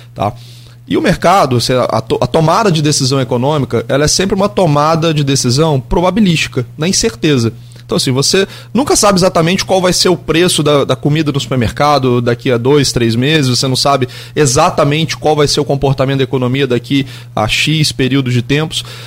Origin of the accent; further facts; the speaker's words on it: Brazil; enquanto brasileiro, enquanto flamenguista